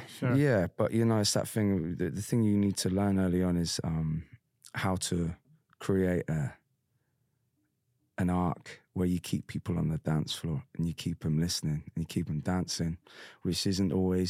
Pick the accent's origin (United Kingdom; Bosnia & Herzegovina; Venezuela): United Kingdom; Bristol, Devon, South West England; I grew up in Bristol for a bit and then Devon. And it's all very white working class kind of vibe